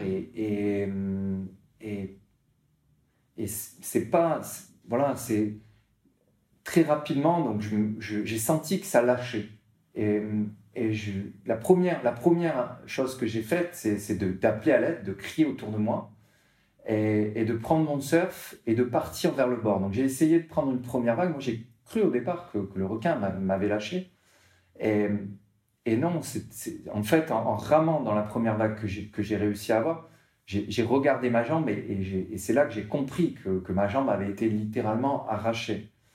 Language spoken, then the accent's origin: French; Martigues, Provence-Alpes-Côte d'Azur, France; moved away; also born or lived in Marseille; je, suis né à Martigues, donc c'est une petite ville à côté de Marseille, hein au bord de l'eau